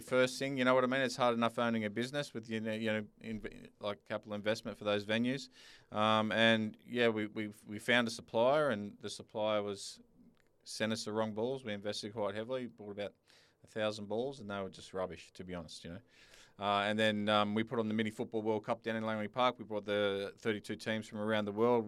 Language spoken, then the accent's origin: English; Sydney, New South Wales, Australia; now in Perth, Australia; I'm originally from Sydney